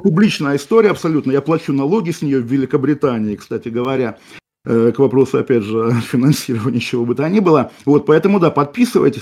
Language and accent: Russian; Kaliningrad, Kaliningrad Oblast, Russia; moved away; тот город, который сейчас называется Калининградом, мой родной город